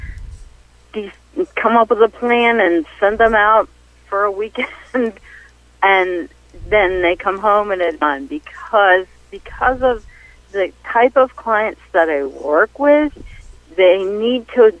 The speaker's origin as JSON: {"language": "English", "region": "New Jersey", "country": "United States", "tie": "born or raised there", "moved": "as an adult", "said": "I grew up in New Jersey"}